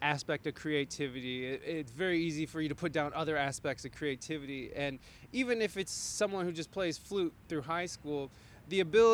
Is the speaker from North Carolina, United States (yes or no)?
no; Toledo, Ohio, United States; I had that same restlessness growing up in the city. I mean, even though Toledo's a city